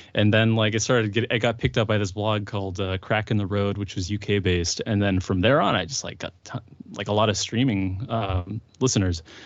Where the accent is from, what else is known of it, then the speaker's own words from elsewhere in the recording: Santa Rosa, California, United States; also born or lived in Windsor, California; I grew up in Santa Rosa